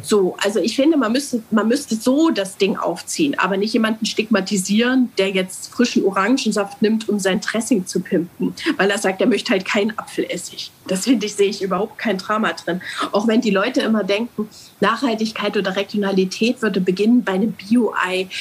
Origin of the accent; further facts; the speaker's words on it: Germany; also born or lived in Altenburg; wir Deutschen